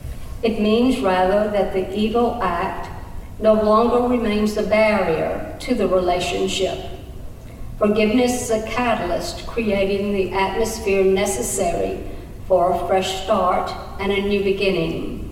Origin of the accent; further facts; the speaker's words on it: Alabama Black Belt, United States; My life, my story, and my journey began when I was born deep in the Alabama Black Belt, 21 miles west of the Georgia state line.